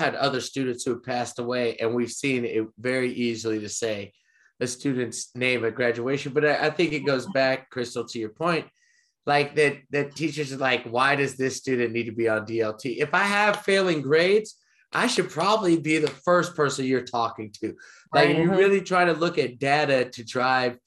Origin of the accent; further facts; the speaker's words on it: the South, United States; I grew up in the South